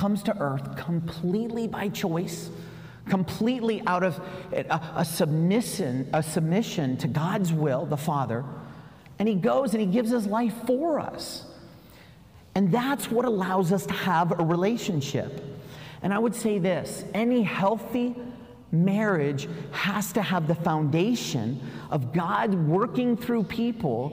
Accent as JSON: {"language": "English", "region": "South Carolina", "country": "United States", "said": "I came from South Carolina"}